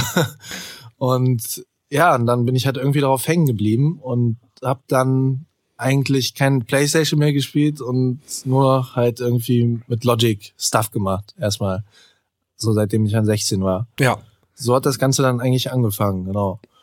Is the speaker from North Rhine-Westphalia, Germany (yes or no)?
yes; Solingen, North Rhine-Westphalia, Germany; ich komme ja aus Soling